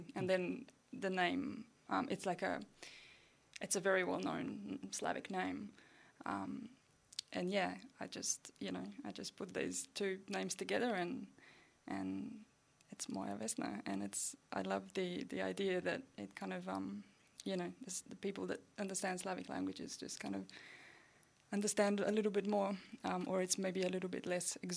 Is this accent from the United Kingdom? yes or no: no; Slovenia; now in Australia; I'm a migrant from Slovenia